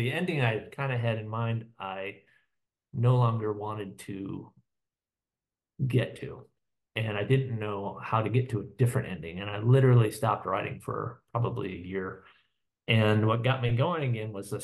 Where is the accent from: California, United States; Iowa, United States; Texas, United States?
Iowa, United States; I'm from Iowa and live in Iowa City currently, and grew up in Iowa